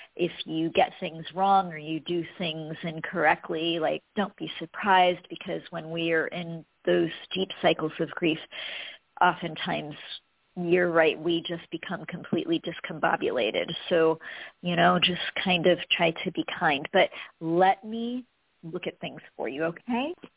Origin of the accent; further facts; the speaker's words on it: United States; I was born in America